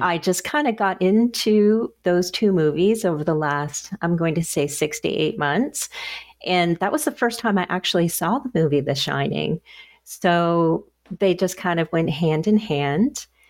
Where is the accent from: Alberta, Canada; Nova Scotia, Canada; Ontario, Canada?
Nova Scotia, Canada; I'm from Nova Scotia